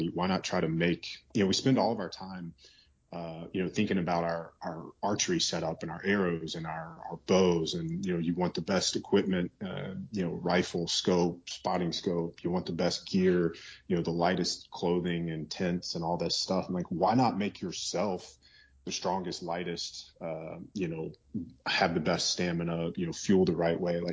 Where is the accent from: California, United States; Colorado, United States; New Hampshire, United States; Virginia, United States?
Virginia, United States; I'm in Virginia right now. I grew up in Virginia.